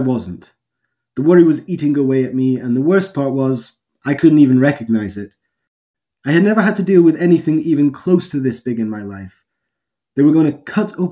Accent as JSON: {"language": "English", "region": "Highlands of Scotland", "country": "United Kingdom", "tie": "born or raised there", "said": "I grew up in the Highlands of Scotland"}